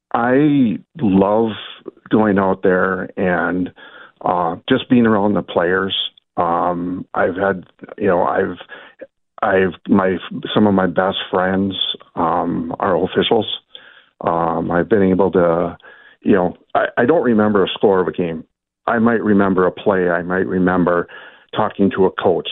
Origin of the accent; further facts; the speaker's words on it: Little Falls, Minnesota, United States; I grew up in Little Falls, so Swan Ville's right down the road